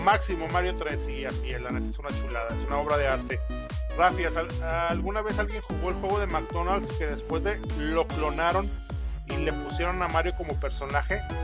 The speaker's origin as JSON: {"language": "Spanish", "region": "Aguascalientes", "country": "Mexico", "said": "Nosotros somos de Aguascalientes"}